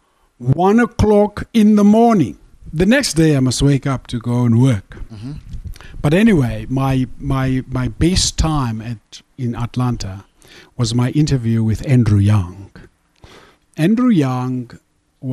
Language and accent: English; South Africa; I'm from South Africa